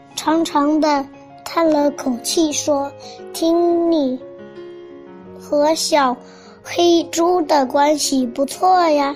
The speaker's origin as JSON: {"language": "Chinese", "region": "Hunan", "country": "China", "said": "大家好，我是来自湖南的…"}